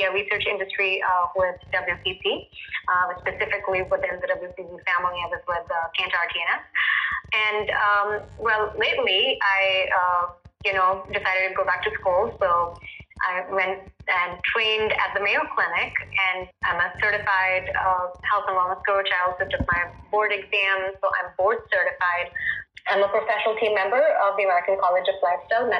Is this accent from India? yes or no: yes; India; I was born and raised in India